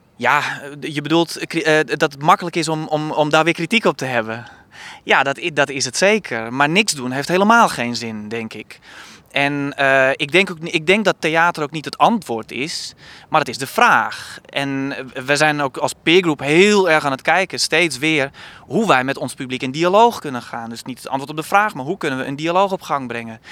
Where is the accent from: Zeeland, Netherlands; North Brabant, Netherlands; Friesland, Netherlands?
Friesland, Netherlands; Kollumerzwaag; moved away; ik kom oorspronkelijk uit Kolmenswaag, een dorp van 3000 inwoners in Friesland